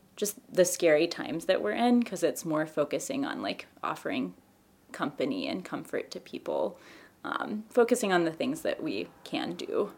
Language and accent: English; Knoxville, Tennessee, United States; now in Cincinnati, United States; I also grew up in Knoxville and also live in Cincinnati now.